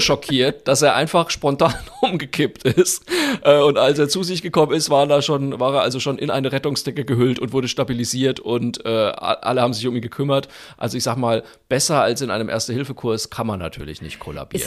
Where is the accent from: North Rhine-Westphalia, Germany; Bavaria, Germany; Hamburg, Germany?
Bavaria, Germany; Franconia; ich bin ja Franke